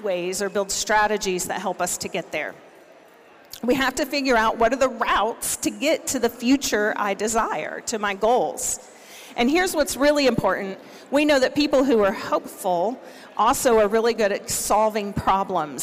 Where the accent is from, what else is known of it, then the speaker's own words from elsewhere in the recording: Oklahoma, United States; I'm from Oklahoma